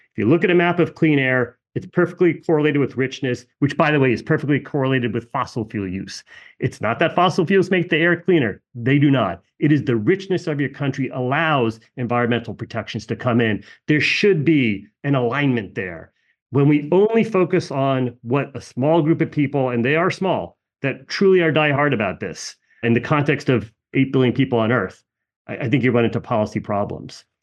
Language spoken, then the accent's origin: English; United States; my parents emigrated from India. I'm born here, born and raised here